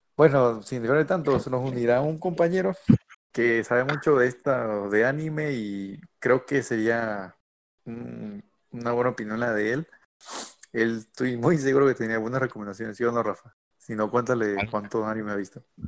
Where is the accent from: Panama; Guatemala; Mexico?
Mexico; soy de México, eh, actualmente estoy en el, estado de Monterrey